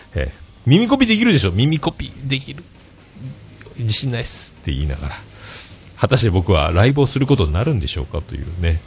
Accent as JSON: {"language": "Japanese", "country": "Japan", "also_born_or_lived": "Fukuoka", "accent": "Hakata dialect, Yamaguchi dialect", "lives_now": "Yamaguchi Prefecture, Japan", "said": "博多弁で山口弁で困ってるぐらいなタイプなので"}